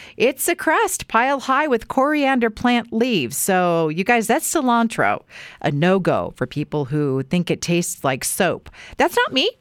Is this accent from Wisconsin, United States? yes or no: no; Weiser, Idaho, United States; growing up in Weezer